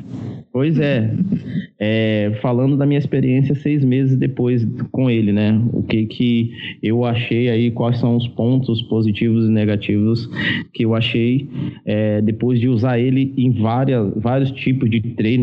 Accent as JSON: {"language": "Portuguese", "region": "Bahia", "country": "Brazil", "said": "eu sou baiano"}